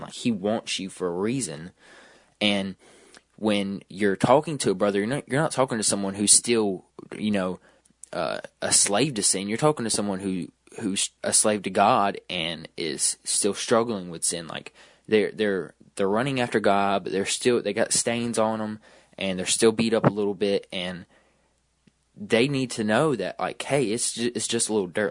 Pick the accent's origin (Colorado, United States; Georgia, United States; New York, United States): Georgia, United States; I'm from Georgia